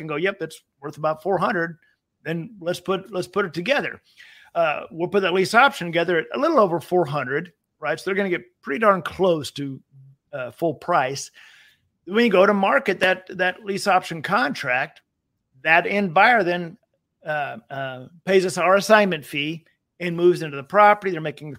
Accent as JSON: {"language": "English", "region": "Texas", "country": "United States", "said": "I'm from Texas"}